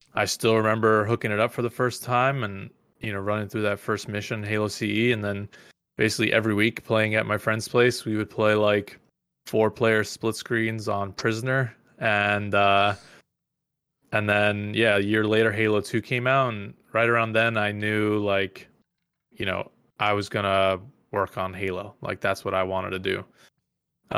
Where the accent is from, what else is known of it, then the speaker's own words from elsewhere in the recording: Mahopac, New York, United States; I grew up in the suburbs of New York City, this little town called Mayopack